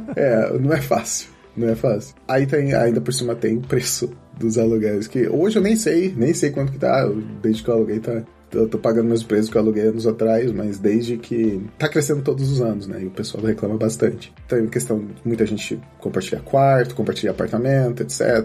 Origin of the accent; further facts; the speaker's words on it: Campinas, São Paulo, Brazil; moved away as an adult; now in Porto, Portugal; eu sou de Campinas, no Brasil